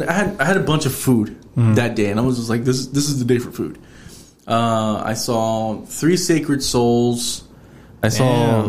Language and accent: English; Houston, Texas, United States; I'm from Houston.